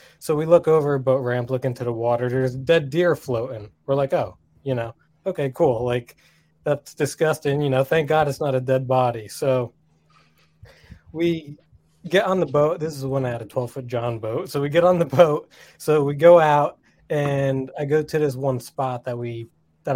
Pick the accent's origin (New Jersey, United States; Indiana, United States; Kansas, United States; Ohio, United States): New Jersey, United States; I'm from New Jersey, so we don't really have much big lakes by us